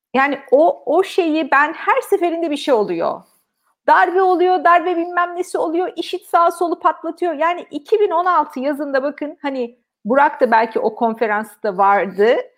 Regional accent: Turkey; moved away; Türkiye'den olduğum

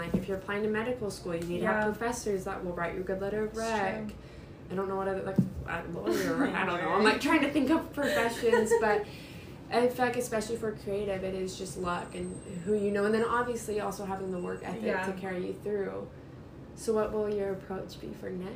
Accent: United States; me being very American

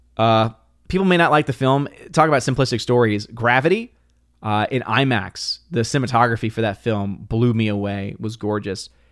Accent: New Orleans, Louisiana, United States; Born and raised in New Orleans, Louisiana

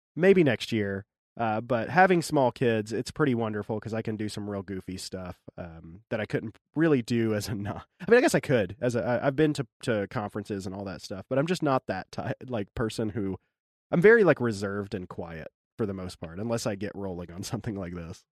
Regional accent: Arkansas, United States; now in Maryland, United States; I grew up in Arkansas, my wife did too

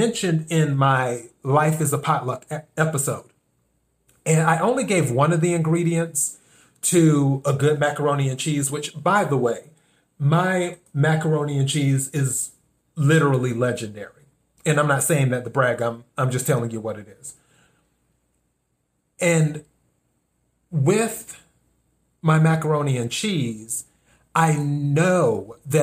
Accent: the South, United States; now in Los Angeles, United States; I'm originally from the South

